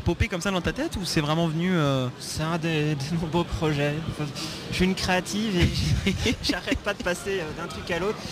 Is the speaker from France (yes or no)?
no; Belgium; en tant que Belge